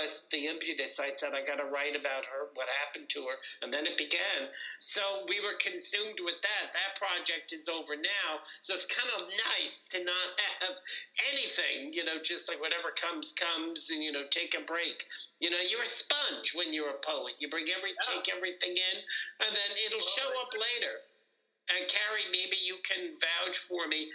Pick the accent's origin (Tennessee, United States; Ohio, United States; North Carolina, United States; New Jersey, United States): New Jersey, United States; Paramus; also born or lived in Bronx, New York; now in Fort Lee, United States; Paramus Local, growing up